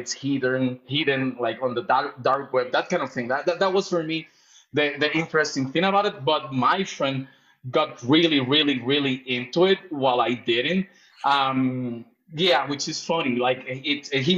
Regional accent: Puerto Rico; also born or lived in London, United Kingdom; now in Mexico; I'm actually from Puerto Rico. I was raised in Puerto Rico, even though I've been living for the longest year in Mexico.

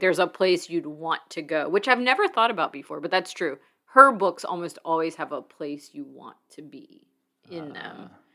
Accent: Mobile, Alabama, United States; growing up in Mobile near water

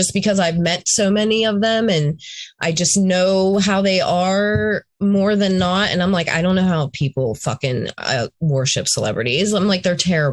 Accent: Pittsburgh, Pennsylvania, United States; born or raised there

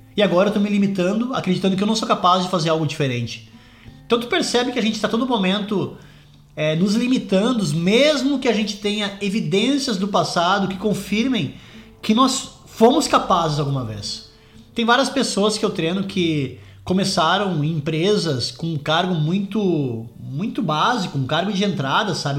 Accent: Brazil; moved away as an adult; also born or lived in London, United Kingdom; now in Scotland, United Kingdom; eu saí do Brasil em 2004, vim morar na Inglaterra, morei em Londres por 11 anos, hoje eu moro na Escócia

